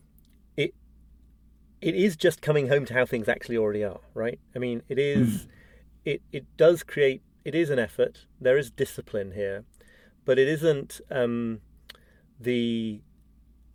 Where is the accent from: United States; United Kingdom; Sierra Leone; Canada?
United Kingdom; as a Brit